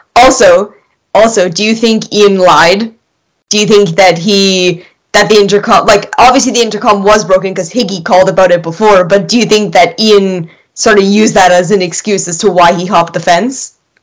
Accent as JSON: {"language": "English", "country": "Canada", "said": "I am Canadian"}